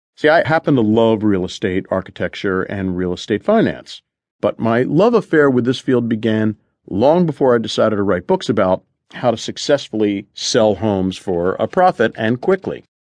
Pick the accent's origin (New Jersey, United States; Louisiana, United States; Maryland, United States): New Jersey, United States; Collingswood; moved away; I bought the house next door to my grandmother's in Collingswood, New Jersey